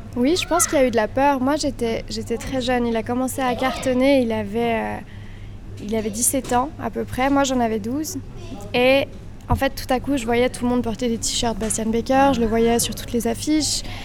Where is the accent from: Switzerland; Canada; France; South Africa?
Switzerland; Villeneuve; also born or lived in Australia; on vient de Villeneuve. Notre maman est prof d'allemand, notre père est restaurateur. On vient de, bah voilà, de, de, Villeneuve, c'est un petit village